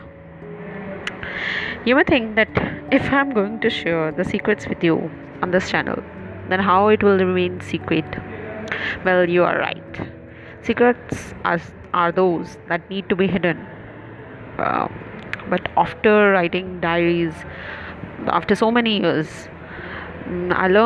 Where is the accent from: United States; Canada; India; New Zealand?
India; I'm from India, 28-year-old married woman